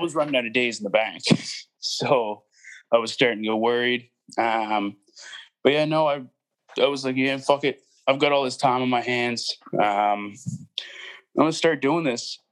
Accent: Halifax, Nova Scotia, Canada; also born or lived in Cape Breton; I was born in Halifax, and then I've lived outside of Halifax yeah, like I say, more towards the sticks for uh, most of my life

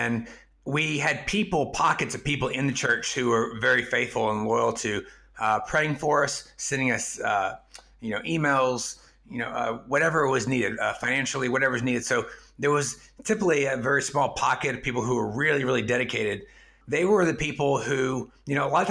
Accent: East Texas, United States; first language English; moved away as an adult; also born or lived in China; I grew up in East Texas, which is an honor shame culture in its own right.

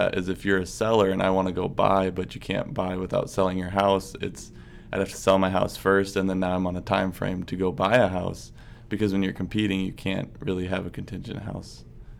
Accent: Rochester, Minnesota, United States; I grew up in Northwest Rochester. I've lived here my whole life.

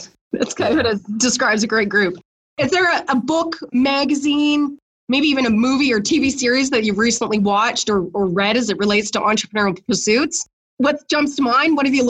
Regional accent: British Columbia, Canada; as Canadians, we keep exploring, and as British Columbia, we're world renowned as being supernatural.

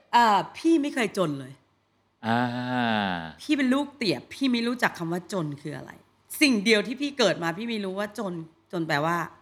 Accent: Bangkok, Thailand; กรุงเทพพี่เกิดที่กรุงเทพ

